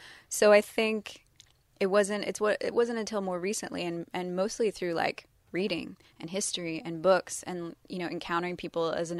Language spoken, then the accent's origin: English; London, United Kingdom; born there; I was born in London, and, you know, race is not, is different there.